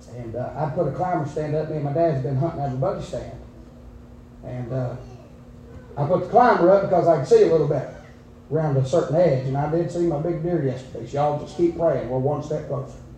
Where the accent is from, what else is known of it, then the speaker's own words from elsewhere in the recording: United States; I'm a redneck from Gatlin, dressed up in a suit